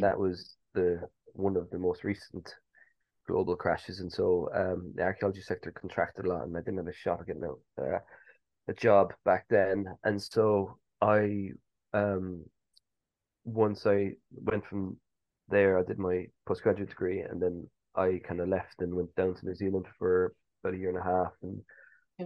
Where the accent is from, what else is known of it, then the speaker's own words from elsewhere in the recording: Cork, Munster, Ireland; moved away as an adult; also born or lived in Edinburgh; now in England; Growing up in Ireland